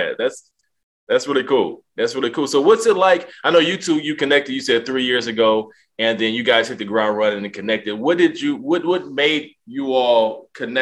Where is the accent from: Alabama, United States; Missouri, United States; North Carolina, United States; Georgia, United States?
Georgia, United States; Atlanta; also born or lived in Orlando, Florida; now in Washington, D.C. area, United States; I'm from Atlanta